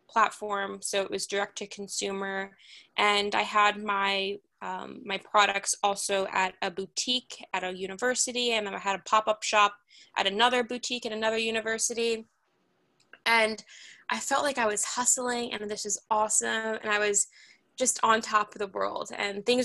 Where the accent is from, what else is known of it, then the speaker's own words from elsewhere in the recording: New York City, New York, United States; I grew up in Manhattan